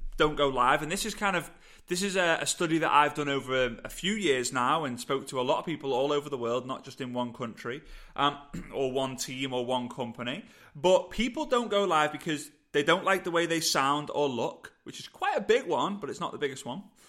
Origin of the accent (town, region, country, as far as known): England, United Kingdom